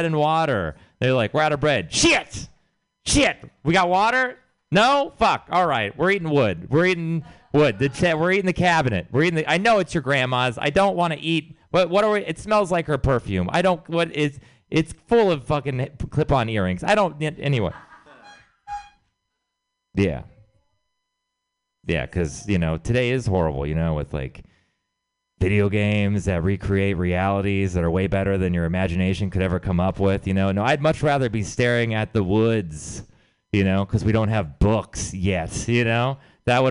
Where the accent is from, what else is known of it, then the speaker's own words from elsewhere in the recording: Texas, United States; I'm from Texas